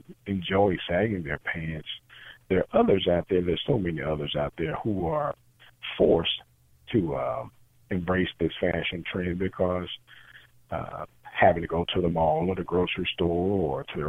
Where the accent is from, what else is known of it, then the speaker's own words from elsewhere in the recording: Pickens, Mississippi, United States; I'm originally from a small city called Pickens, Mississippi